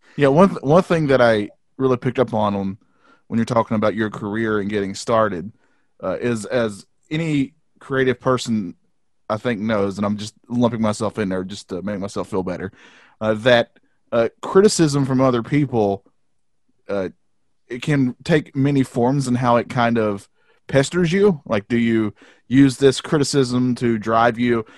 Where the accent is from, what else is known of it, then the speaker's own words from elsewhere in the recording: the South, United States; we're from the South, and this is how we sound